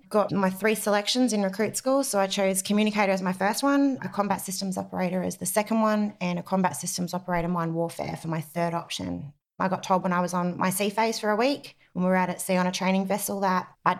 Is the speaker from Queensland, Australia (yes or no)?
yes; Brisbane, Queensland, Australia; All around Australia. I've moved all around Australia, but predominantly out of Brisbane.